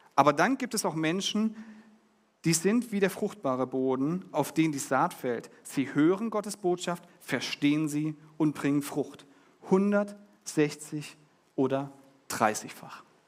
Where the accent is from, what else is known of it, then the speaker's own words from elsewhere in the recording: Germany; now in Düsseldorf, Germany; Wir als Deutsche